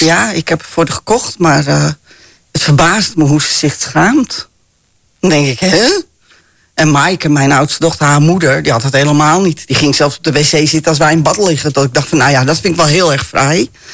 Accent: Amsterdam, North Holland, Netherlands; ik ben ook heel vrij opgevoed, hè. Wij komen uit Amsterdam

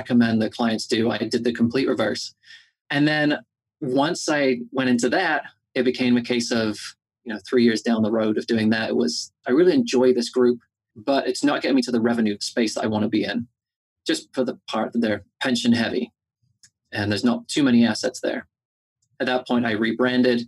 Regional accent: England, United Kingdom; moved away as an adult; now in United States; I am originally from England

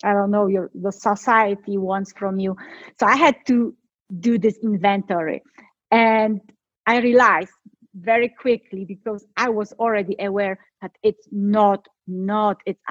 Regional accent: Poland; moved away; I'm from Poland

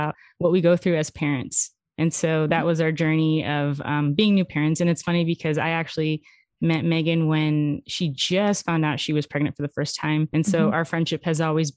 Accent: Houston, Texas, United States; I'm from Houston

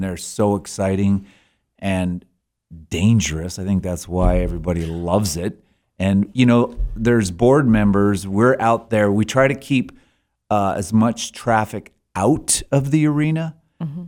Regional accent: Alberta, Canada; moved away as an adult; now in Sheridan, United States; I'm from Alberta originally

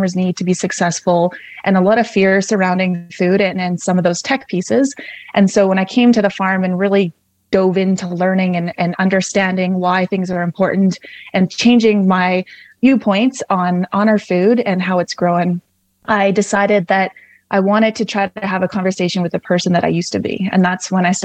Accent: Calgary, Alberta, Canada; moved away as an adult; also born or lived in southwest Saskatchewan; now in Saskatchewan, Canada; I grew up in Calgary, Alberta

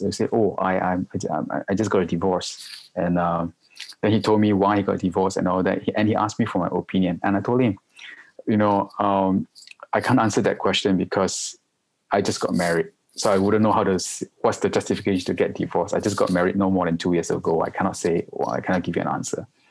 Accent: Malaysia; moved away as an adult; also born or lived in Singapore; now in Hong Kong; I'm a Malaysian, uh, and, but I'm based in Hong Kong for the past 16 years already.

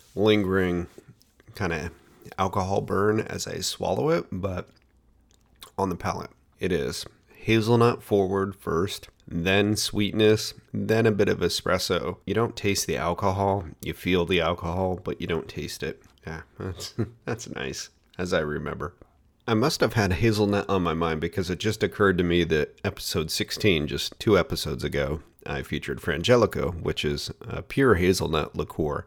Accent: Oregon, United States; made in my home state

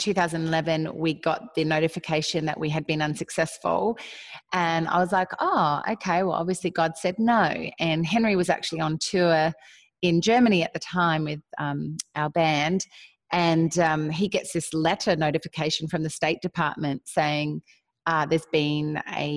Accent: Australia; moved away as an adult; now in Nashville, United States; I am Australian, and my husband and I moved to Nashville, Tennessee 8 years ago

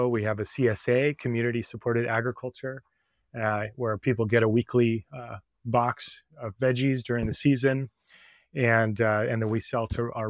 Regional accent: California, United States; I was raised in the East Bay area on a 5-acre parcel, and I was in 4-H and, you know, we had 28 walnut trees

